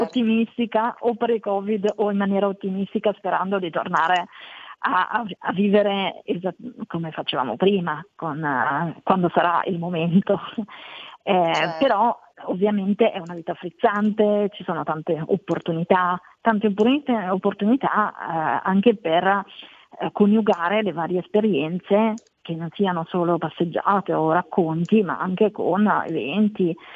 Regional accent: Valtellina, Lombardy, Italy; moved away as an adult; now in Milan, Italy; Sono invece cresciuta in Valtellina

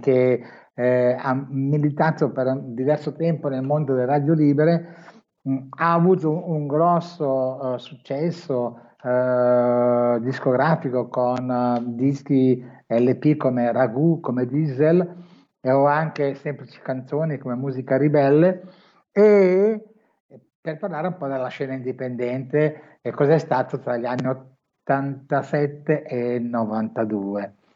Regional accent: Milan, Lombardy, Italy; io sono di Milano

